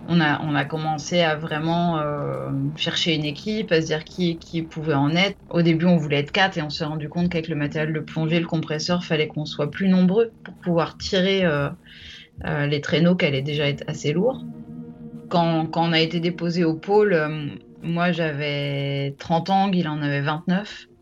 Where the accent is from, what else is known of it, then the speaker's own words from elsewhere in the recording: Troyes, Grand Est, France; moved away; also born or lived in Paris; je suis née à Paris et j'ai grandi en Champagne à Troyes